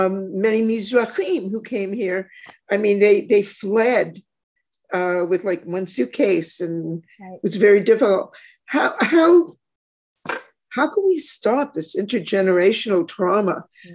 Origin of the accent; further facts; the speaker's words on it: Toronto, Ontario, Canada; now in Israel; I'm a child of a Holocaust survivor, grew up. I'm from Toronto, is mostly a survivor community.